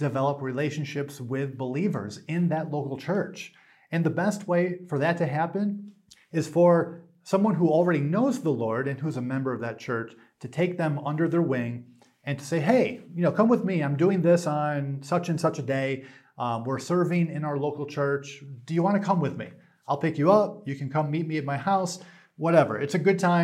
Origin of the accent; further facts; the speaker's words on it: New York, United States; I'm from New York